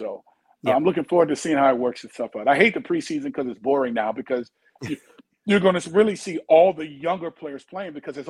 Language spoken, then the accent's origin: English; New Orleans, Louisiana, United States; my hometown Saints.